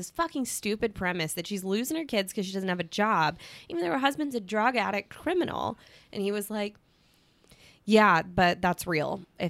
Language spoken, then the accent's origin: English; Georgia, United States; I'm from Georgia.